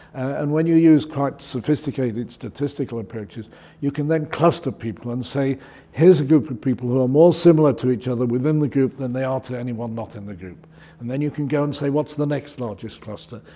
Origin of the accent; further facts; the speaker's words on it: Manchester, North West England, United Kingdom; I was brought up in Manchester